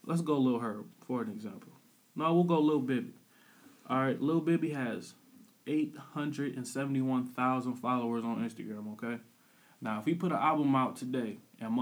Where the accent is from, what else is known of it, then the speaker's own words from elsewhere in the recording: Peoria, Illinois, United States; I'm from Illinois. I'm from Peoria, Illinois